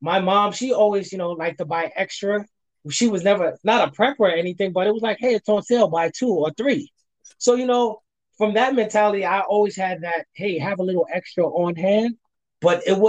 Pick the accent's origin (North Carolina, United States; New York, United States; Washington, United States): New York, United States; New York City; moved away; I'm originally from New York, from Brooklyn